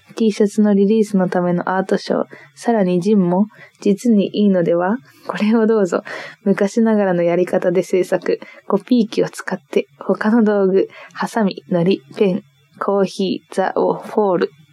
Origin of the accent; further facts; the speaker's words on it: Niigata, Japan; moved away; 新潟出身でして、新潟にずっといたんだけど